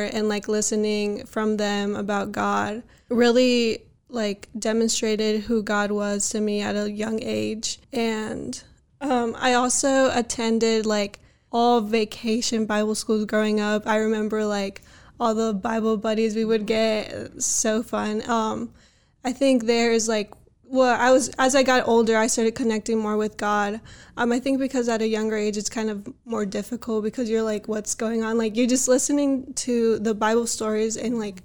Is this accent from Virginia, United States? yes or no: yes; Harrisonburg, Virginia, United States; So I was born and raised in Harrisonburg, Virginia. I've lived here my whole life